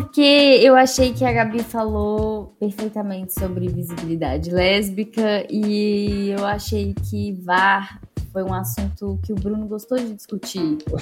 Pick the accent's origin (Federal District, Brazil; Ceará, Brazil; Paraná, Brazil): Federal District, Brazil; Brasília; a gente é de Brasília